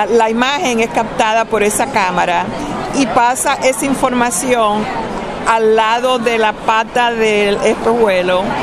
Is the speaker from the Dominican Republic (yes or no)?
no; Morovis, Puerto Rico; Soy de Morovis, encantada de ayudarlos y poder pasar la información.